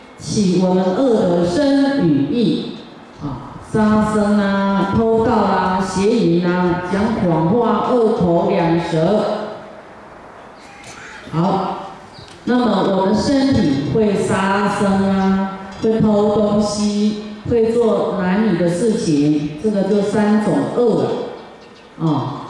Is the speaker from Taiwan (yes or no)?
no; Harbin, Heilongjiang, China; 尤其。尤其我们哈尔滨人非常谁都不让谁了哈，都是厉害的角色。